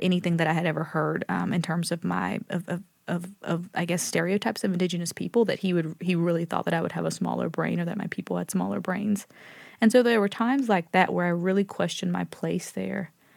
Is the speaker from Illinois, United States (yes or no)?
no; Lumberton, North Carolina, United States; I told him I was from Lumberton